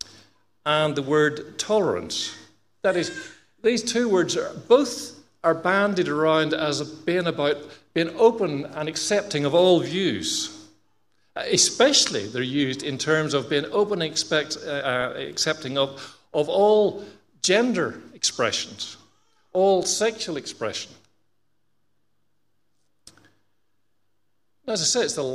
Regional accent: Australia; being Australian

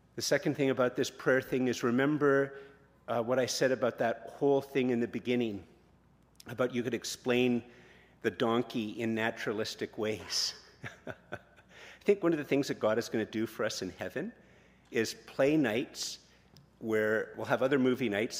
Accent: Canada; we're Canadian

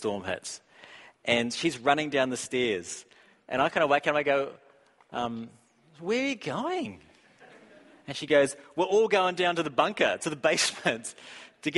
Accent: New Zealand; I'm from New Zealand

